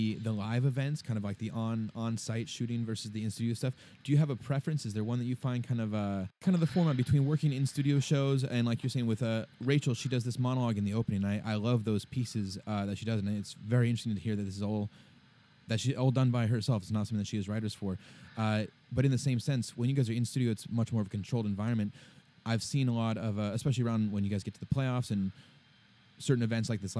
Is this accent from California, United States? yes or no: yes; San Diego, California, United States; moved away; also born or lived in Santa Monica; I'm from San Diego originally